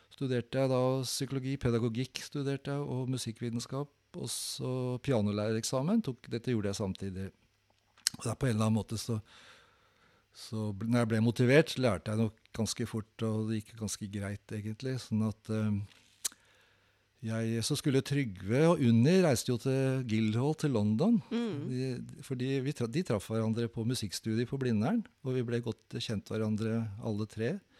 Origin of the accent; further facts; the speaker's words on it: Oslo, Norway; jeg vokste opp like ved Kampens Park